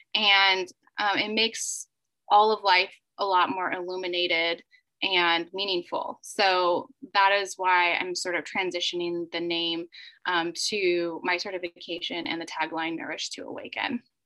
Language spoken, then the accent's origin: English; United States; moved away as an adult; also born or lived in South Korea; my home country in the United States